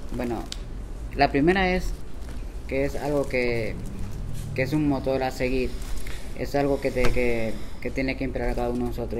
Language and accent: Spanish; Bonao, Monseñor Nouel, Dominican Republic; moved away as an adult; also born or lived in San José de Ocoa; now in Santo Domingo, Dominican Republic; Nací en San José de Ocoa y me crié, como dicen los viejos, en Bonao.